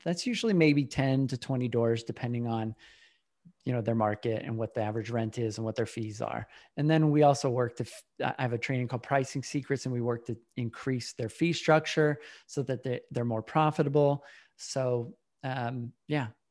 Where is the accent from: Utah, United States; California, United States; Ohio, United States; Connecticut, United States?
Utah, United States; now in Austin, United States; I was born in Utah a long time ago